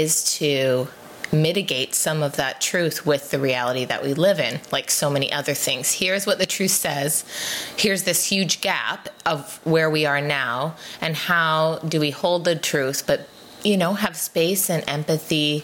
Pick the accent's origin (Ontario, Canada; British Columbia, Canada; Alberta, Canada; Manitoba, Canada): British Columbia, Canada; Abbotsford; I grew up in Abbotsford